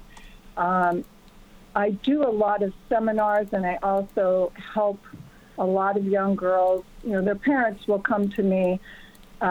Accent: Wisconsin, United States; also born or lived in Florida / New York; now in Los Angeles, United States; originally I'm from Wisconsin, so I came from a very small farm town of 2,000 people

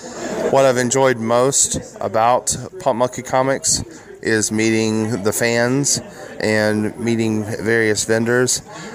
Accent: Barnwell, South Carolina, United States; I'm originally from Barnwell, South Carolina.

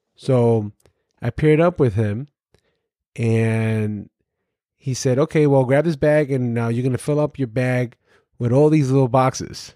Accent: New York City, New York, United States; I grew up in Brooklyn, New York, in the housing developments

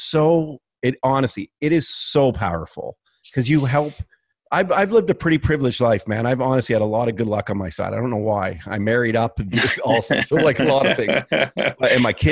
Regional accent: Canada; I'm a Canadian kid

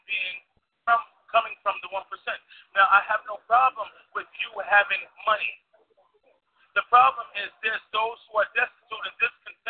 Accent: Bronx, New York, United States; I'm from the Bronx.

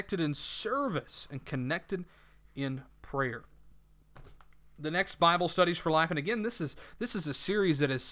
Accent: the South, United States; accent: southern; my southern accent that I am not I'm not one who hides his accent

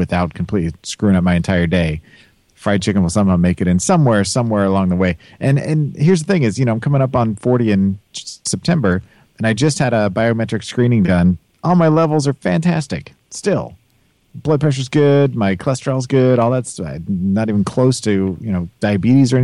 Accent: Kansas City, United States; I'm from Kansas City

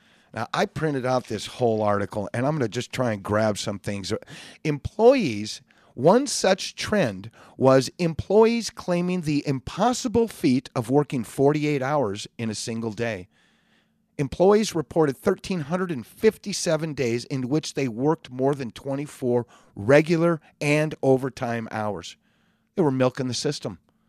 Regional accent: California, United States; And I understand, being born and raised in California, it's a tough place to leave.

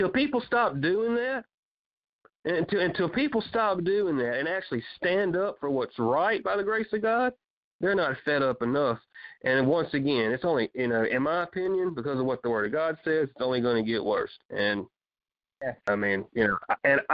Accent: United States; I'm just an American because I'm born here

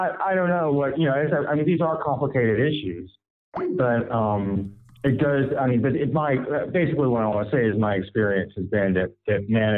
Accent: United States; I am an American, and I have had many jobs.

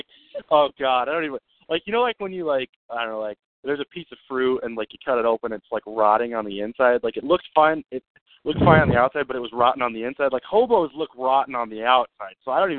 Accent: Iowa, United States; I'm from Iowa

